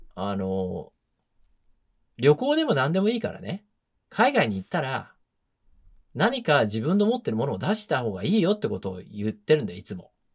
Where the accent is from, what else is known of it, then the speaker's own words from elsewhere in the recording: Japan; now in New York, United States; 僕らの場合は一世として来てるから、完全日本人だっていう自覚はある